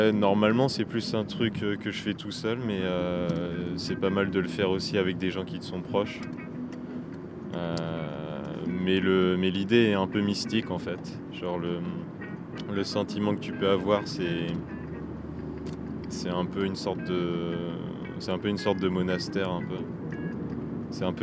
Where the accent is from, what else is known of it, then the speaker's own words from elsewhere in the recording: La Rochelle, Nouvelle-Aquitaine, France; j'ai 23 ans. Euh, je viens de. je viens de La Rochelle.